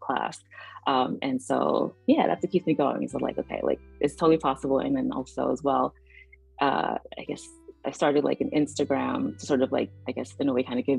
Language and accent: English; New York City, New York, United States; moved away as an adult; also born or lived in Rockland County, New York; now in Washington, D.C., United States; I grew up in New York City